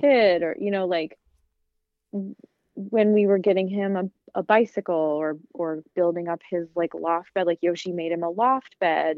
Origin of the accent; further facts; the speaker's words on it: Midwest, United States; you have to act a certain way, especially because I'm from the Midwest.